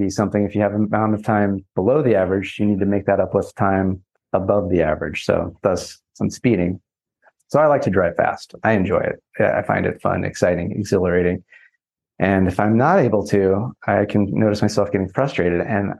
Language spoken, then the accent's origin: English; California, United States; So I grew up in Southern California, and I believe there, for whatever reason, most people can tell I'm from Southern California because I drive with purpose